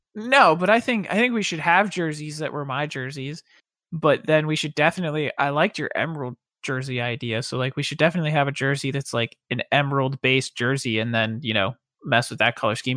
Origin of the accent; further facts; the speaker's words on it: Pennsylvania, United States; moved away; I'm from Pennsylvania